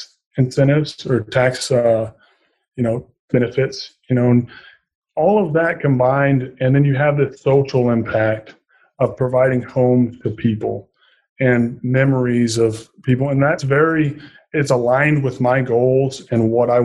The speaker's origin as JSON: {"language": "English", "region": "Southern Indiana", "country": "United States", "tie": "born or raised there", "moved": "as an adult", "said": "I was born and raised in Southern Indiana, and I'm very fond of my people back home and very proud Hoosier"}